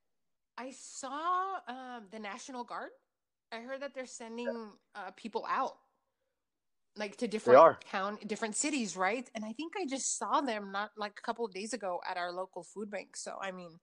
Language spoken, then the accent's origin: English; Salinas, California, United States; I'm from Salinas. It's a little town.